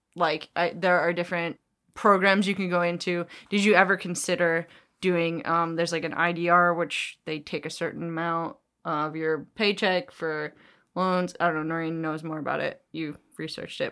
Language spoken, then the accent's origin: English; New York, United States; also born or lived in New Jersey; we're from New York. and New Jersey